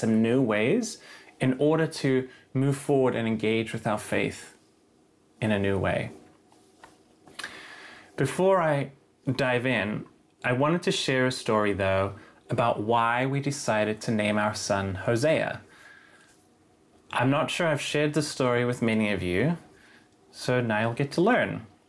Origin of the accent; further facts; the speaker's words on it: Cape Town, Western Cape, South Africa; moved away; I moved here from Cape Town, South Africa.